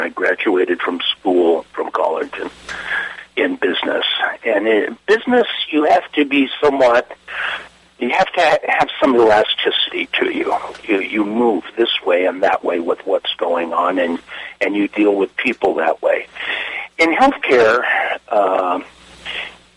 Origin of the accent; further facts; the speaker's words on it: Los Angeles, California, United States; I grew up in East L.A. As part of a Russian community